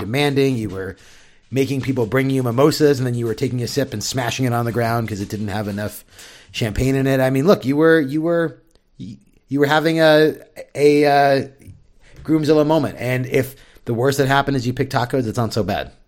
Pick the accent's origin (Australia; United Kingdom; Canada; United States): United States; San Diego, California; growing up in San Diego